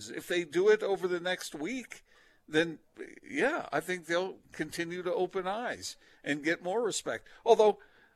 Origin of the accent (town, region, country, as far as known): Salt Lake City, Utah, United States; born or raised there